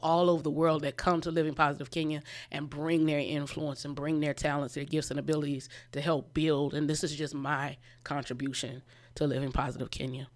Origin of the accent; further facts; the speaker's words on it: Orangeburg, South Carolina, United States; moved away as an adult; also born or lived in Columbia, South Carolina / Chicago; I am from Orangeburg. I grew up here, graduated from Orangeburg-Wilkinson in ninety-four.